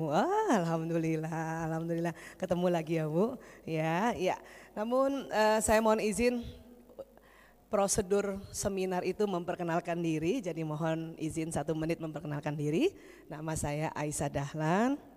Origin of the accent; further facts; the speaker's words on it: Jakarta, Indonesia; also born or lived in Makassar / Yogyakarta; saya dari lahir di Jakarta sampai SMA di Jakarta, terus saya sekolah kedokterannya di Makassar. Setelah selesai di Makassar lanjut ke Jogja